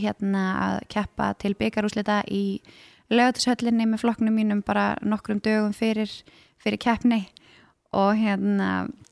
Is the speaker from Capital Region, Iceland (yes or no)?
yes; Garðabær, Capital Region, Iceland; also born or lived in Stykkishólmur; vissulega alveg fættu uppalinn í Garðabæ